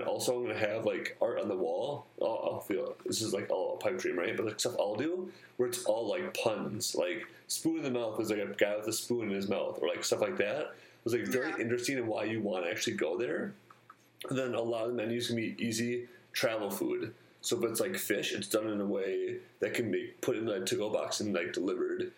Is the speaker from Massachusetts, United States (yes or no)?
no; Wisconsin, United States; I'm from Wisconsin